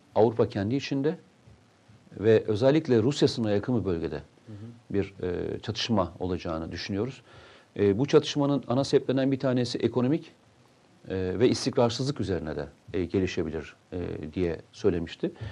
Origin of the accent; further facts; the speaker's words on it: Turkey; also born or lived in Tokat; Memleketimi Samsun'u söylerken, Tokat'ı söylerken çok mutlu hissederim